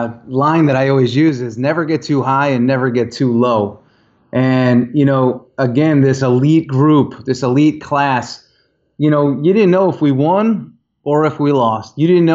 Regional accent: Northeast, United States; I was brought up in the Northeast as well under the mentality of, if you're not working, somebody else is.

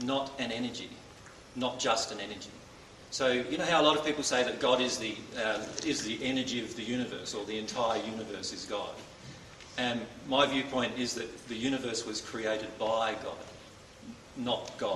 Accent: Loxton, South Australia, Australia; moved away as an adult; now in Queensland, Australia; I was born in Loxton in South Australia

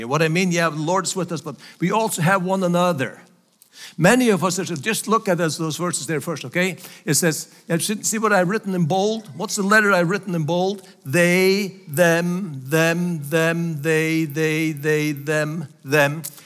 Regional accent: Faroe Islands; English is a second language; moved away as an adult; also born or lived in United States; So, so Faroes are still part of Denmark. And that's where I was born and raised

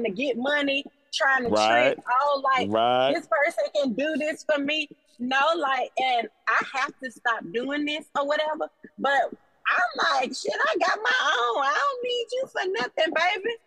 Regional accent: Alabama, United States; I'm from Alabama

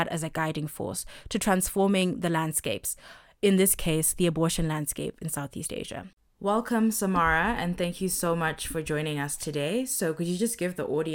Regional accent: Zimbabwe; also born or lived in India; my home country in Zimbabwe

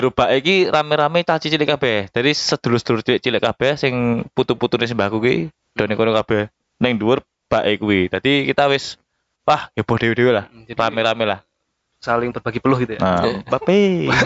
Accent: Kalimantan, Indonesia; karena aku dulu ya lebaran waktu kecil di Kalimantan ada lebaran juga di sana

